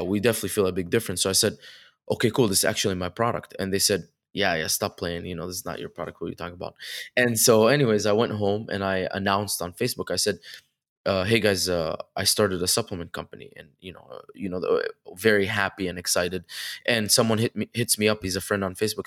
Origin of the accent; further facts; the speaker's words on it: Dubai, United Arab Emirates; moved away as an adult; also born or lived in Egypt / Connecticut; now in California, United States; I was born in Egypt and then uh, when I was 2, uh, raised in Dubai up until I was 18, uh, then moved to Connecticut for college.